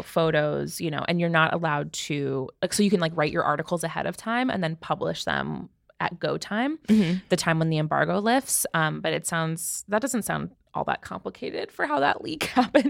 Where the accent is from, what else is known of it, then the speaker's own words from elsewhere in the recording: United States; I'm American. I'm American.